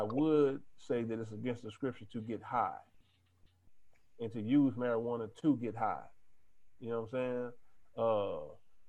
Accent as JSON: {"language": "English", "region": "Texas", "country": "United States", "said": "I'm from Texas"}